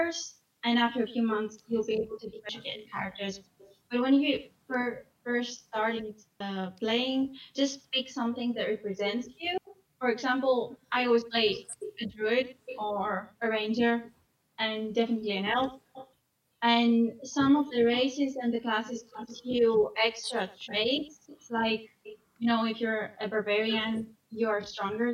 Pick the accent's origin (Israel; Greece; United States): Greece; moved away as an adult; now in Scotland, United Kingdom; I'm from Greece